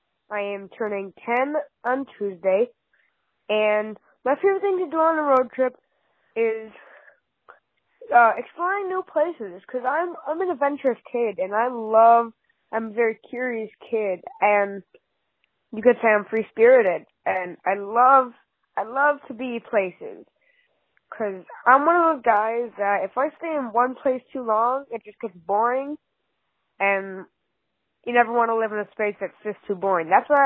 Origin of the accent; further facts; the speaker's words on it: Michigan, United States; I am from Michigan.